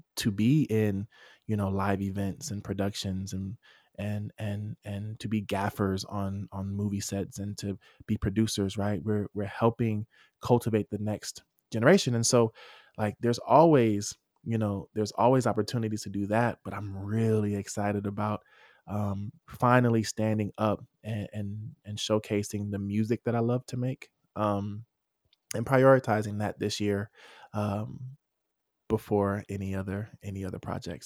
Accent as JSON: {"language": "English", "town": "Atlanta", "region": "Georgia", "country": "United States", "said": "I'm from Atlanta, I'm from, I'm from the trap, right?"}